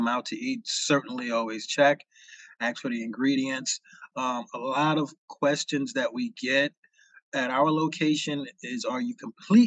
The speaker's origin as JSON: {"language": "English", "region": "New Jersey", "country": "United States", "tie": "born or raised there", "also_born_or_lived": "New York", "said": "I grew up in Jersey."}